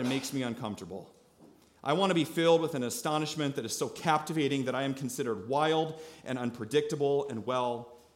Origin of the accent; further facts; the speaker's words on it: Iowa, United States; We're from Iowa